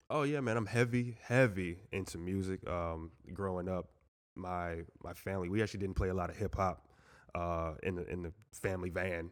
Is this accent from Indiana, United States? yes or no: no; Moore Haven, Florida, United States; also born or lived in Jamaica, Queens, New York; growing up in Mount Doyle, like, sometimes you feel the same vibes, like, you know, it's a small, small, small city